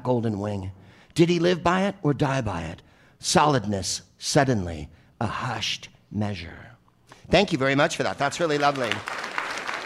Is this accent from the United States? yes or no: yes; San Francisco, California, United States; accent: San Francisco accent; also born or lived in San Carlos; I'm from San Francisco, and we say it that way